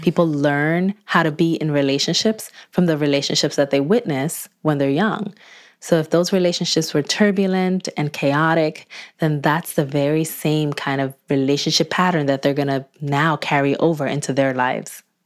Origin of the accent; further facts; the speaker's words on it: Newark, New Jersey, United States; my hometown of Newark, New Jersey